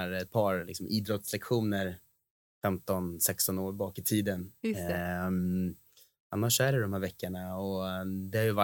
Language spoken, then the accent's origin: Swedish; Sweden; Absolut, man känner ju både historia och kultur och egentligen ett måste som svensk att liksom, i alla fall gett det här en jäkla chans.